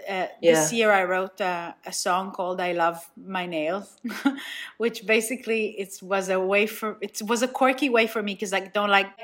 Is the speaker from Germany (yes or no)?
no; Nigeria; now in Israel; Second of all, I grew up in Nigeria, but I feel like Israel is like the main part of my identity.